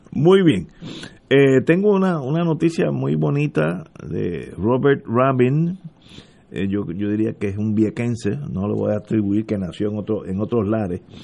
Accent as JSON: {"language": "Spanish", "country": "Puerto Rico", "said": "y ya son primos míos y son somos puertorriqueños todos"}